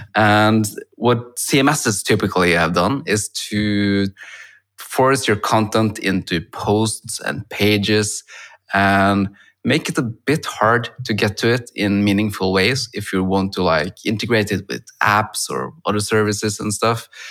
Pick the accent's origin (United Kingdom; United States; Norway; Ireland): Norway; I'm from Norway, where I'm now talking to you over Zoom